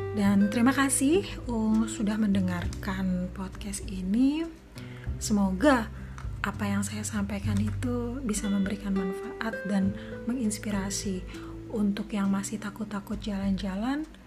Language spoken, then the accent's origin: Indonesian; Indonesia; saya yang dari Indonesia